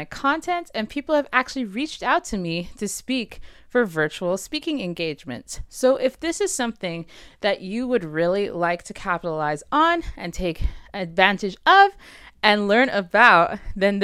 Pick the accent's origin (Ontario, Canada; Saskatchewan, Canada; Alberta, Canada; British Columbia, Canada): Saskatchewan, Canada; Saskatoon; someone I grew up with in Saskatoon